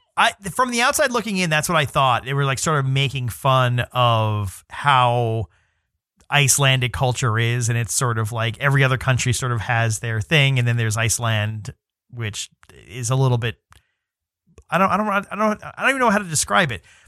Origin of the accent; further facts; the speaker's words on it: New York City, New York, United States; I'm from New York City